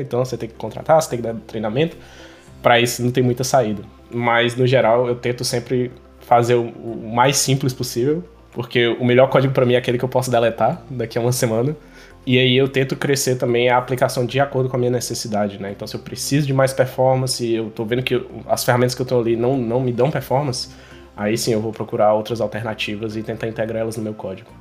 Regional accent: Fortaleza, Ceará, Brazil; eu sou de Fortaleza

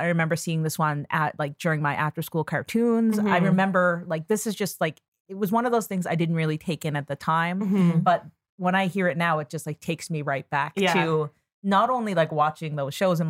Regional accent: Newfoundland and Labrador, Canada; moved away; Like, I grew up in Newfoundland, like, during the 90s.

